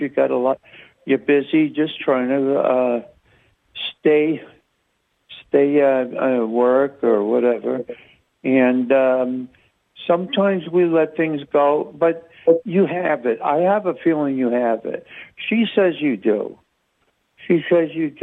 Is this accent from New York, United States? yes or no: yes; New York, United States; I'm from New York myself.